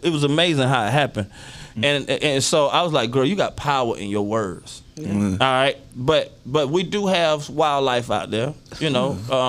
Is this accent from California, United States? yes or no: no; Florida, United States; moved away; I'm from Florida, and so my people are down there